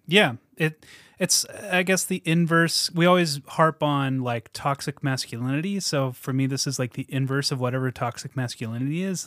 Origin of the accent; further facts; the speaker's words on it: Washington, United States; my parents decided we need to move to Washington